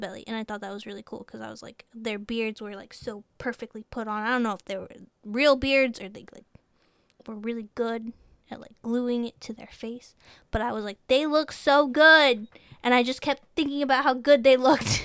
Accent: Texas, United States; we're from Texas

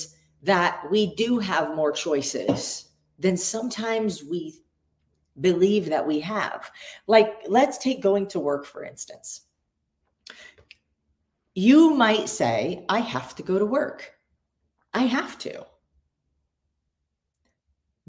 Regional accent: United States; I was born in America

